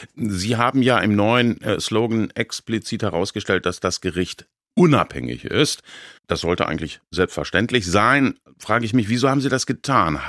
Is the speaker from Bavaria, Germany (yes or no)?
no; Baden-Baden, Baden-Württemberg, Germany; meiner Heimatstadt Baden-Baden